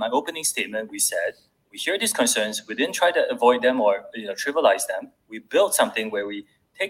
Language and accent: English; Singapore; I'm Singaporean.